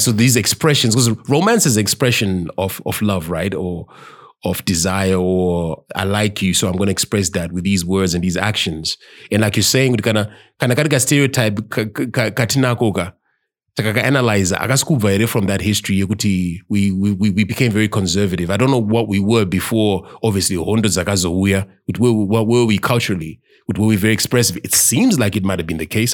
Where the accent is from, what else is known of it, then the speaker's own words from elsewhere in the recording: Zimbabwe; As Mazimbabweans.